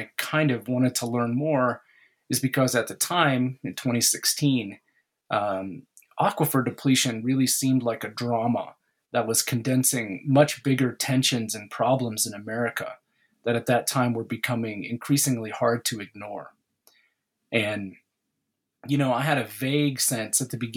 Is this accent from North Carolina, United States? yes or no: no; Southwest Kansas, United States; moved away as an adult; also born or lived in New York / Gran Chaco, Bolivia and Paraguay; now in Oklahoma, United States; I'm originally from Southwest Kansas, but I left in my 20s